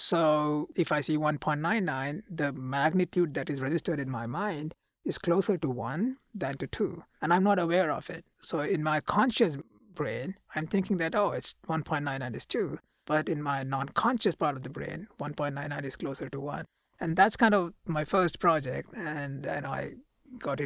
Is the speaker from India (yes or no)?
yes; India; moved away as an adult; now in United States; I come from India